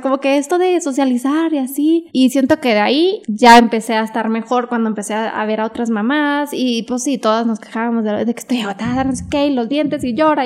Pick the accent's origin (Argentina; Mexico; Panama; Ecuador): Mexico; Monterrey, Nuevo León; moved away as an adult; also born or lived in United States; now in Mexico City, Mexico; tengo que estar en Monterrey